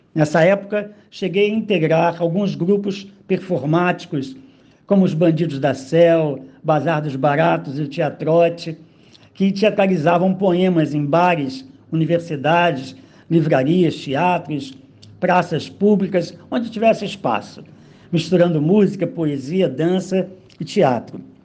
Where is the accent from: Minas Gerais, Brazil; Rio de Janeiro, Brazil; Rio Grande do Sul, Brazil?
Rio de Janeiro, Brazil; also born or lived in Cachambi, Rio de Janeiro; Eu nasci em Caxambi, me criei é, em Quintino, Bocaiúva. Então eu cresci no subúrbio